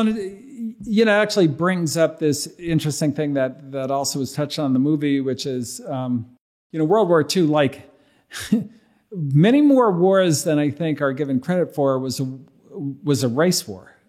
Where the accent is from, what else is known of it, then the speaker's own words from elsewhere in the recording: Berkeley, California, United States; I grew up in Berkeley